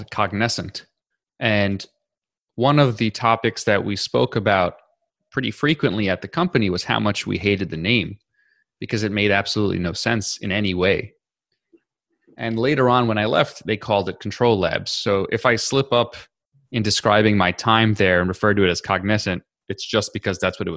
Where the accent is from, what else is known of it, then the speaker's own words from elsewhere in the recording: New York City, New York, United States; I grew up in New York City, and then I went to college and graduate school in New York City